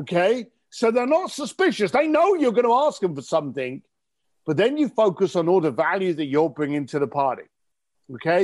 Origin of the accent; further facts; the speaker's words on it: London, United Kingdom; I'm an Irish, I'm an Irish guy from East London